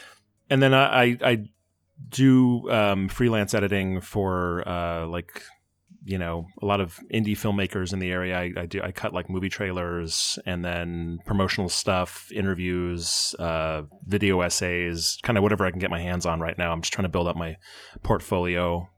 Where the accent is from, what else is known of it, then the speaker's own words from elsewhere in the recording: Fort Collins, Colorado, United States; born there; also born or lived in Boulder; So I was born in Fort Collins and then we moved. But then my grandparents lived in Boulder.